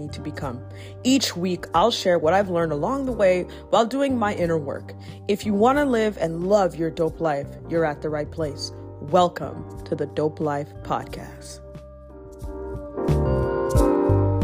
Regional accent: Toronto, Ontario, Canada; I'm also from Toronto.

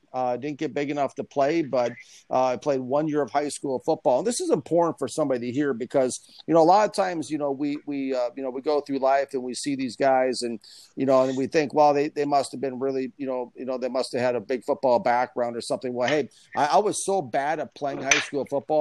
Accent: Minnesota, United States; I'm from Minnesota

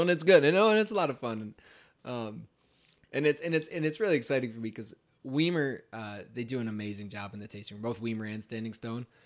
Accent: Scipio Center, New York, United States; growing up in Scipio Center, New York

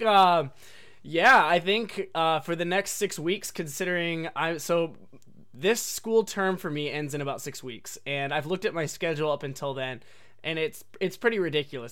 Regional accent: Oregon, United States; moved away as an adult; also born or lived in Japan; I was born and raised in Oregon my whole life, um, not necessarily in like downtown Portland

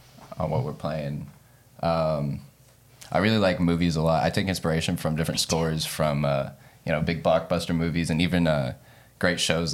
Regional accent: Broken Arrow, Oklahoma, United States; I've been in Broken Arrow my whole life.

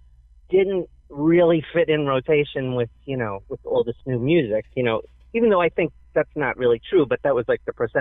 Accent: New York City, New York, United States; we come from Fresh Meadows. There's this big grove in the middle of the area. It's like a suburb, and it's like where everybody would meet, you know, to play baseball or then when they got older to smoke weed

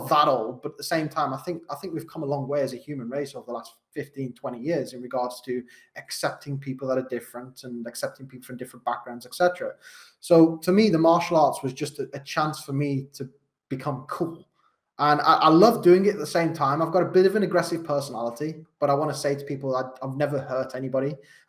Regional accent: Wolverhampton, West Midlands, United Kingdom; accent: Wolverhampton; So I'm from Wolverhampton. You might not be able to tell from my accent. I've spent a lot of time being a coach trying to change it because it's probably one of the hardest ones to understand in the UK. I'm from Wolverhampton.

